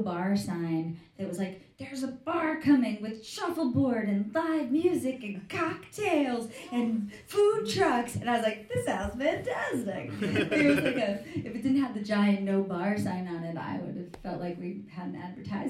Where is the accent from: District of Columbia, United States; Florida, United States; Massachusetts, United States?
Florida, United States; Miami; I'm from Miami